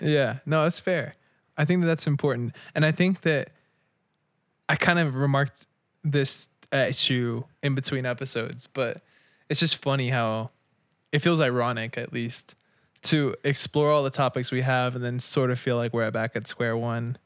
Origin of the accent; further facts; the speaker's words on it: United States; we're born in America